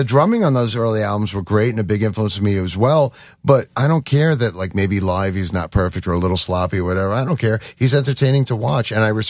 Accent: Long Beach, New York, United States; I'm from Long Beach. I grew up on Long Beach.

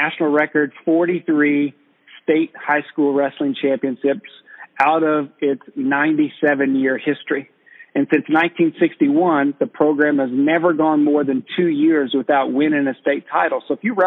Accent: Perry, Oklahoma, United States; now in Florida, United States; growing up in Perry, Oklahoma was a privilege.

